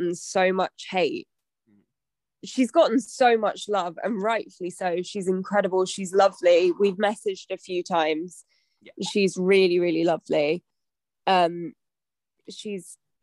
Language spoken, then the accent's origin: English; Leicester, East Midlands, United Kingdom; moved away as an adult; now in Brighton, United Kingdom; physically I was born in Leicester, but spiritually I was born in Brighton.